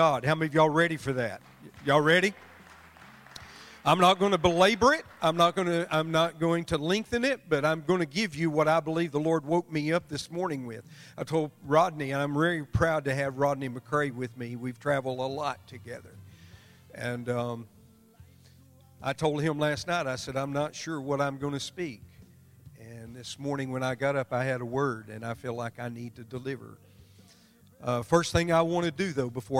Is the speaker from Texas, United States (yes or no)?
yes; Amarillo, Texas, United States; I'm from Amarillo, Texas